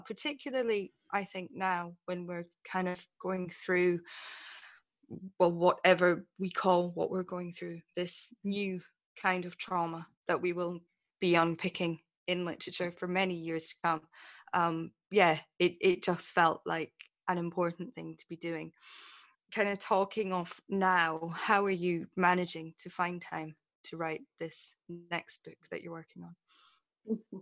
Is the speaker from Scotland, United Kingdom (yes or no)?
yes; Scotland, United Kingdom; moved away; when I actually lived mm-hmm. in Scotland